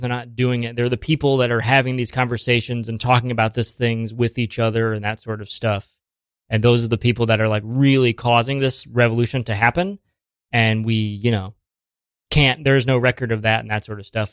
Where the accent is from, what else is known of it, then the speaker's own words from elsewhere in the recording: Springfield, Ohio, United States; now in New York City, United States; Springfield. It's like, uh, between Columbus and Dayton.